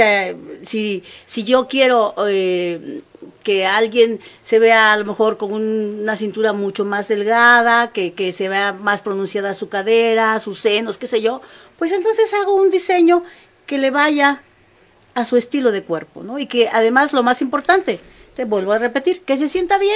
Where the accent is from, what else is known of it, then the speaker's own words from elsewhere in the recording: Mexico; Pues no, soy costeña. Los, las costeñas no somos flacas.